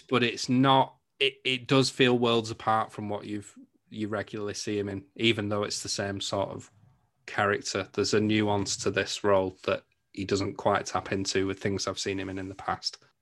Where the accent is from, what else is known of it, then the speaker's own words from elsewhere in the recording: England, United Kingdom; I'm from England